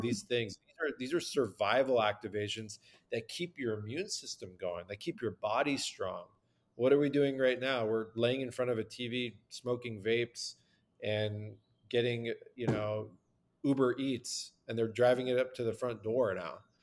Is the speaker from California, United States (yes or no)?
yes; Southern California, United States; I'm born and raised in Southern California with ancient Persian roots